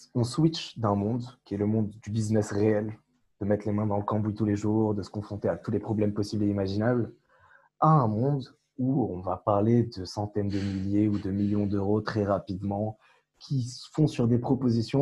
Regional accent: Morocco; now in France; Tariq et moi avons grandi au Maroc, on a eu la nationalité française euh, par la suite

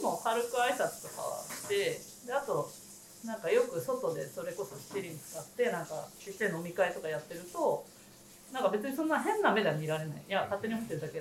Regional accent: Yokohama, Kanagawa, Japan; 私も地元横浜であのまあちょっとキーツがある場所から少しえっ、ー、と隣ぐらいなんですけど保土ヶ谷区ってとこに住んでる

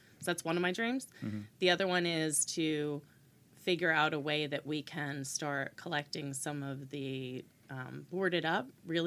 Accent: Brick, New Jersey, United States; moved away as an adult; also born or lived in New Hampshire; I grew up in Bricktown

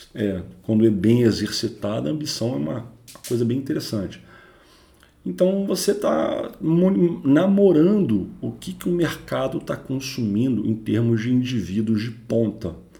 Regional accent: Rio de Janeiro, Brazil; sou carioca

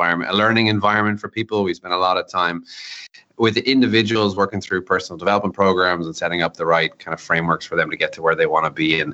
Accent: Ireland; as an Irishman

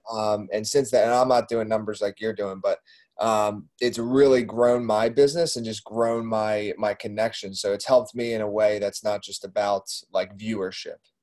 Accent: Doylestown, Pennsylvania, United States; I grew up in Doylestown, which isn't too far

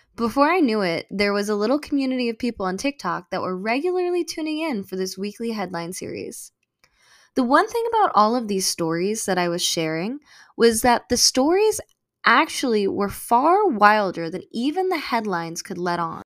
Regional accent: United States; I am American-born and raised

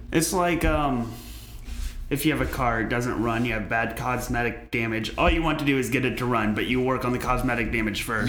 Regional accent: Danville, Illinois, United States; moved away; I'm from Illinois.

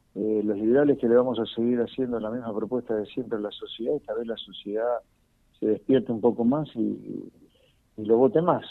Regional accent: Argentina; los argentinos, ¿no? Me incluyo

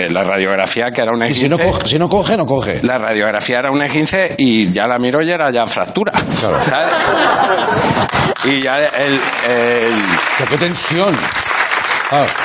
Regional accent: Galicia, Spain; me crié en Galicia de descargar cajas de tabaco.

